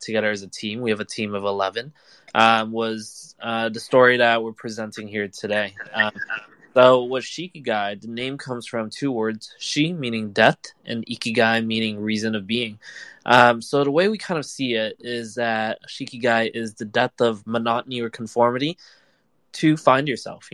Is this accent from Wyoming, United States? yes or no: no; California, United States; now in New York, United States; I live in New York. I'm from California